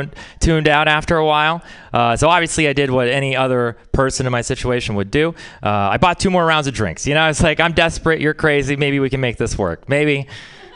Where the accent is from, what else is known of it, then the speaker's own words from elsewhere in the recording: Texas, United States; moved away; I'm from Texas